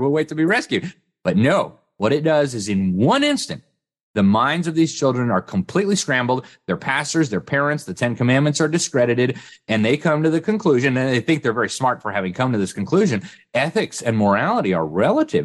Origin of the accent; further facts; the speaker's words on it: Mexico City, Mexico; moved away; I grew up in Mexico City